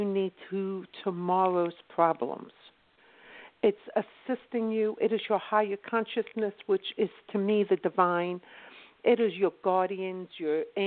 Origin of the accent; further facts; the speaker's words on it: Philadelphia, Pennsylvania, United States; accent: UK sound; I'm actually from South Philadelphia